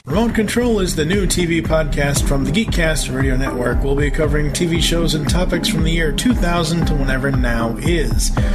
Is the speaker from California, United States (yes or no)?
no; Massachusetts, United States; accent: Boston; we are both from Massachusetts